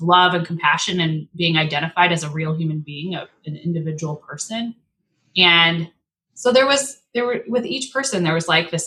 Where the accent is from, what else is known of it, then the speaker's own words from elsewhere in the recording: Spokane, Washington, United States; also born or lived in Michigan; I grew up in Spokane, big Catholic family, went to Gonzaga